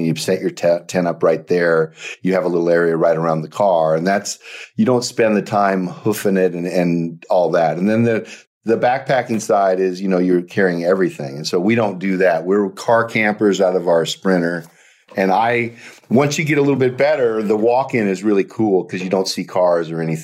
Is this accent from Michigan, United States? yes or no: no; South Dakota, United States; moved away; I was born in South Dakota